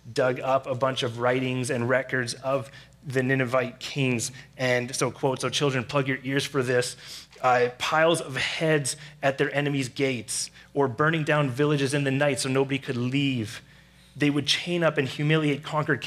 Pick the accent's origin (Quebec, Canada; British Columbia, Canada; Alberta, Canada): British Columbia, Canada; Surrey; I grew up in Surrey